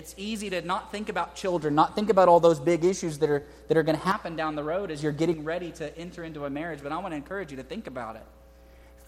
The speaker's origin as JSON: {"language": "English", "town": "Houston", "region": "Texas", "country": "United States", "tie": "born or raised there", "also_born_or_lived": "Harlingen, Texas", "said": "I grew up in Houston."}